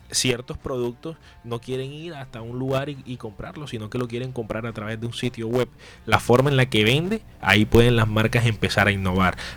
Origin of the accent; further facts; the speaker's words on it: Soledad, Atlántico, Colombia; now in Barranquilla, Colombia; yo estoy en Barranquilla, pero yo soy soledeño. Yo nací en Soledad.